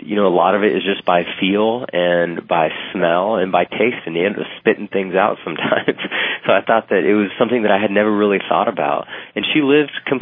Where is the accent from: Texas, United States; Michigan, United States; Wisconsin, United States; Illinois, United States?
Texas, United States; San Antonio; in San Antonio, my hometown